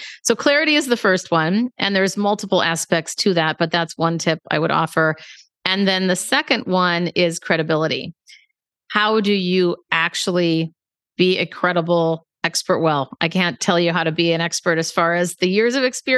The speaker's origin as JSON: {"language": "English", "town": "Minneapolis", "region": "Minnesota", "country": "United States", "moved": "yes", "lives_now": "San Francisco, United States"}